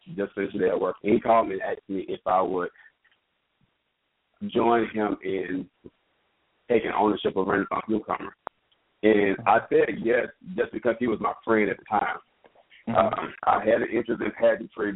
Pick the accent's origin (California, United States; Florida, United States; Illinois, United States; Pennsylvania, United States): Florida, United States; Jacksonville; now in Atlanta, United States; I am from Jacksonville